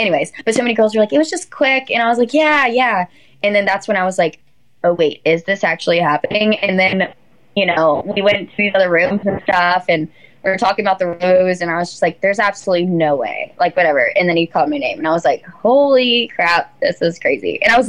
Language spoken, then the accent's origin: English; Alabama, United States; But I was like, oh … I'm from Alabama.